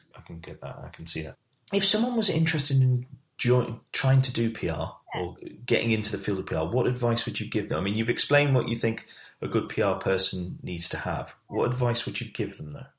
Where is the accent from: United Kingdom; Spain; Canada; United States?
United Kingdom; we're British